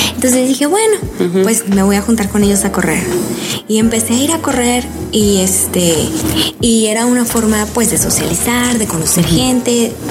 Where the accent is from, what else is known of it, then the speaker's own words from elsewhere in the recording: Mexico City, Mexico; moved away as an adult; also born or lived in Guanajuato / León, Guanajuato; now in New York, United States; Yo nací en la Ciudad de México y ahí viví hasta los 12 años. Después me mudé al Bajío hacia la Guanajuato.